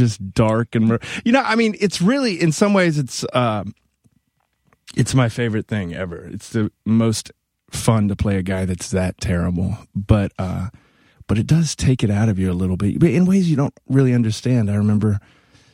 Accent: Mississippi, United States; moved away as an adult; also born or lived in Gainesville, Florida / Evansville, Indiana / New York; now in Los Angeles, United States; I'm from Mississippi originally. I grew up in Gainesville, Florida, and then moved to Mississippi when I was 10. And then I was there till I was, I guess, 20

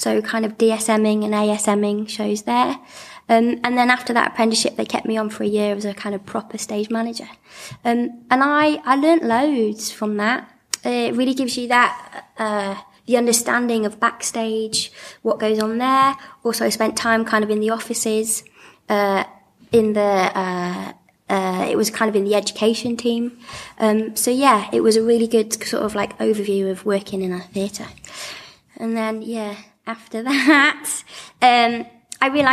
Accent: Gloucestershire, South West England, United Kingdom; moved away as an adult; now in Manchester, United Kingdom; growing up in Gloucestershire, being a disabled young person

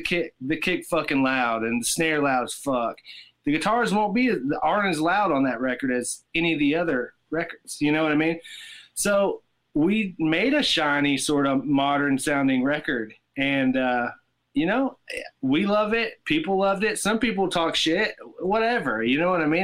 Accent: Tennessee, United States; I grew up in in Tennessee

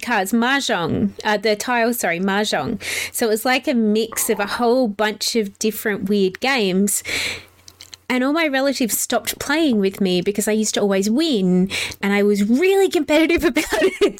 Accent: South Australia, Australia; also born or lived in England; now in Melbourne, Australia; I grew up in South Australia. I'm actually originally from England. England, so I'm also a sneaky pom. I know I don't sound like it

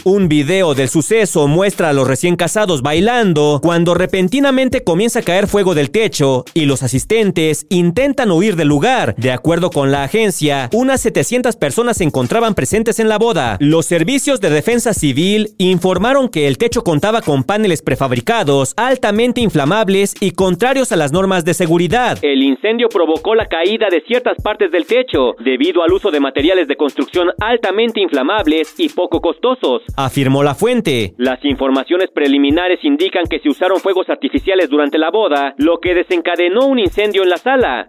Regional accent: Cotija, Michoacán, Mexico; aquí en mi pueblo

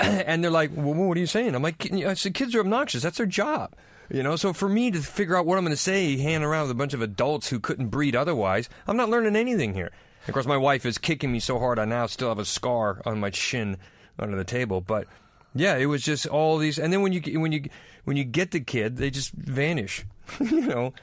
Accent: United States; now in London, United Kingdom; I'm American

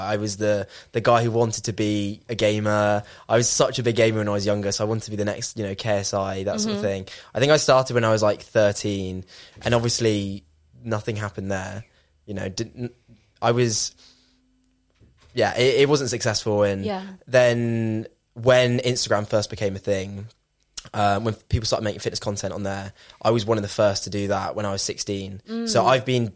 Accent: Gloucestershire, South West England, United Kingdom; moved away as an adult; now in London, United Kingdom; I'm actually from the Cotswolds and then moved to London like just over a year ago

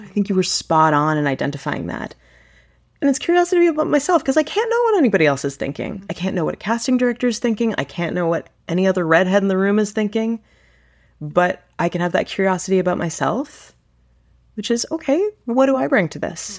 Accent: Toronto, Ontario, Canada; also born or lived in Vancouver; I was born and raised in Toronto, and I've lived other places, and I'm so happy that I've landed back here.

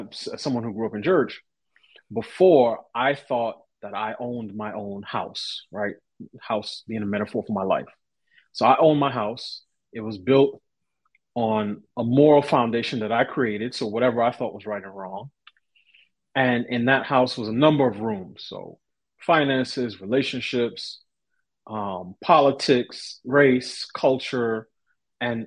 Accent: New York City, New York, United States; I grew up in New York City, parent to parents who immigrated

